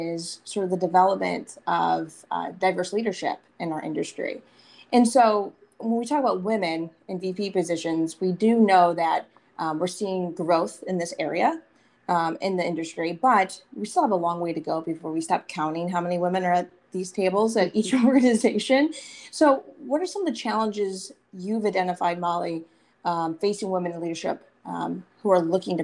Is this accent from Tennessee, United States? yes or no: no; Michigan, United States; I'm from Michigan, as you know, and, you know, growing up there